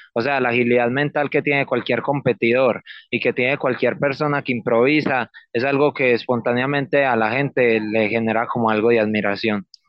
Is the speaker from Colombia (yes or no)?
yes; Copacabana, Antioquia, Colombia; yo soy de Copacabana, em, exactamente en el barrio Pedregal